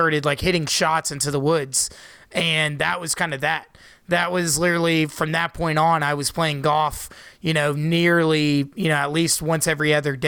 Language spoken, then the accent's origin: English; Jacksonville, Florida, United States; my hometown of Jacksonville, Florida